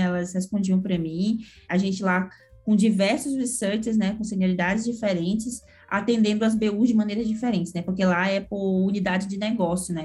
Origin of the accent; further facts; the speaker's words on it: Manaus, Amazonas, Brazil; moved away as an adult; now in São Paulo, Brazil; sou manauara, né, mas que mora em São Paulo já tem 11 anos